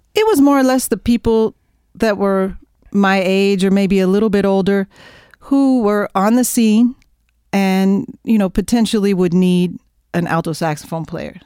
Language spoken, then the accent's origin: English; near Oklahoma City, United States; I grew up in Oklahoma, near Oklahoma City